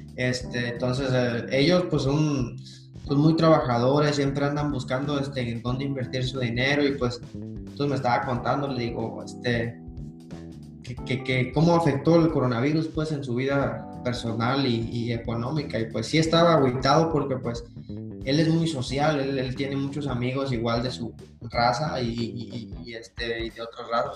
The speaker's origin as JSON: {"language": "Spanish", "country": "Mexico", "moved": "yes", "said": "como los mexicanos que somos"}